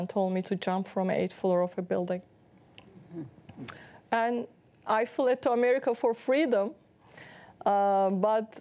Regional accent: Istanbul, Turkey; English is a second language; moved away as an adult; also born or lived in Boston; I was born in Turkey, Istanbul, Turkey, in a devout Muslim family

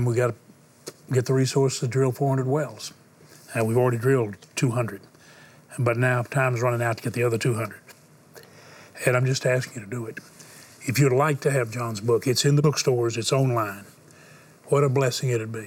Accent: Houston, Texas, United States; I was born in Houston. Born again in Houston. Married in Houston

